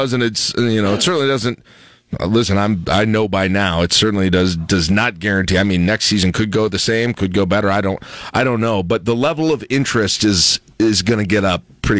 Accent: South Dakota, United States; now in Nebraska, United States; I was born in South Dakota.

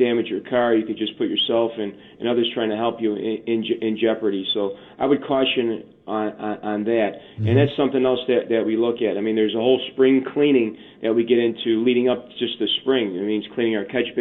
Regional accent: Chicago, Illinois, United States; I grew up here in Chicago

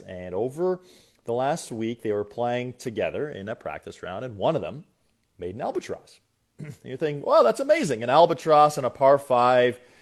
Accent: Canada; we're Canadian

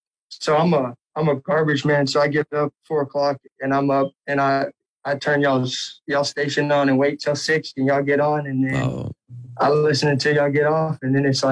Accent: Florida, United States; also born or lived in Kansas; now in Lincoln, United States; I'm originally from Florida. I spent 3.5 years in the Army, and then I got out. I was in Kansas, and then I just moved here.

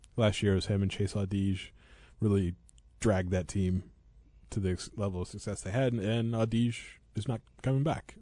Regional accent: Eureka, Illinois, United States; growing up in Eureka

